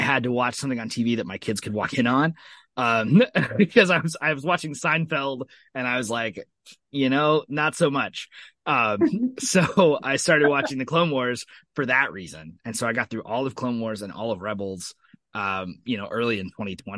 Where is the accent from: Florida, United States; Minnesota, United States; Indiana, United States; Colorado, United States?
Indiana, United States; Columbus; my hometown of Columbus, Indiana.